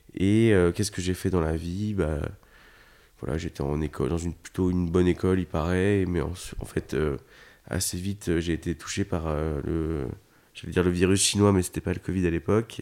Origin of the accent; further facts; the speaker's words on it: Paris region, Île-de-France, France; je suis né en région parisienne